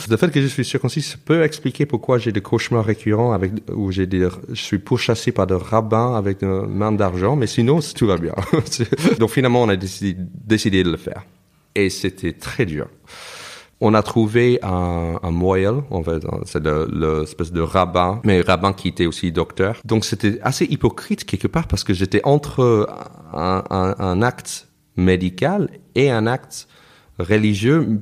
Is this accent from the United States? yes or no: yes; United States; first language English; French is a second language; moved away as an adult; also born or lived in New York / Toulouse; now in Paris, France; je me considère américain parce que je suis né, j'ai grandi là-bas